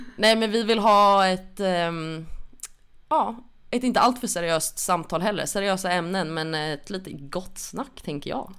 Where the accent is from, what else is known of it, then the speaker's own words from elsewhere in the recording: Stockholm, Stockholm County, Sweden; är född och uppvuxen i Stockholm